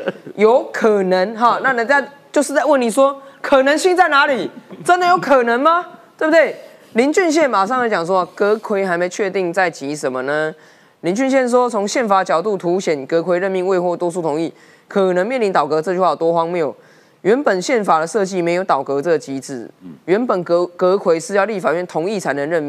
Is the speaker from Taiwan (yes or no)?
yes; Taiwan; 我们台湾人期待的改革，期待的国会，